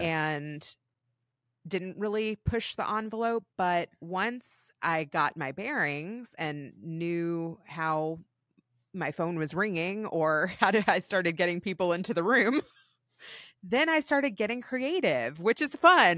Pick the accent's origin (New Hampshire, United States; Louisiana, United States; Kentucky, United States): Kentucky, United States; moved away as an adult; also born or lived in Los Angeles; I ended up back in Kentucky after L A because my husband got a job at G E back in my hometown